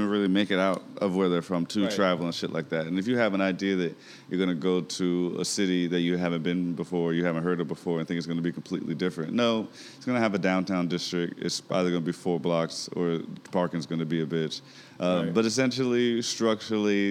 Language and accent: English; Wilmington, North Carolina, United States; moved away; also born or lived in Denver / Seattle / Texas; I'm from Wilmington, North Carolina. Southern area, bounced around a lot